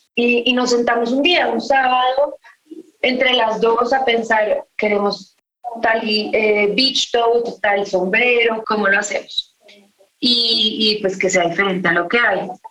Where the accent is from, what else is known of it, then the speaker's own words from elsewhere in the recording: Colombia; uno como colombiano